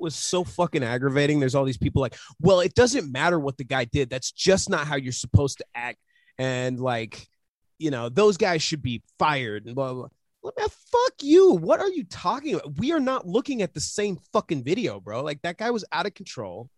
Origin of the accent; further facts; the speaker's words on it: United States; I'm from America